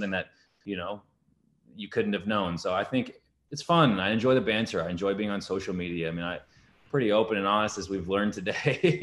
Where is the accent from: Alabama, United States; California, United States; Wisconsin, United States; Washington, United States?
Washington, United States; Bothell; moved away; I'm from Bothell originally. So to be back home